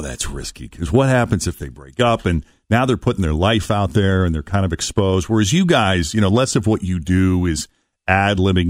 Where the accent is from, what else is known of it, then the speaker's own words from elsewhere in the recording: Boston, Massachusetts, United States; I grew up in Boston. So I grew up watching Chet and Natalie